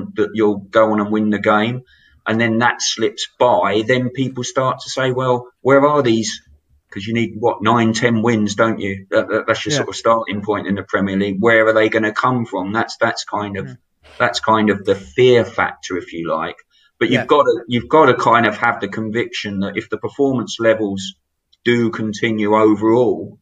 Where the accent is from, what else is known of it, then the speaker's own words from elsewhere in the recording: Brighton, South East England, United Kingdom; I'm a Brighton boy. You know, I was born and bred in Brighton.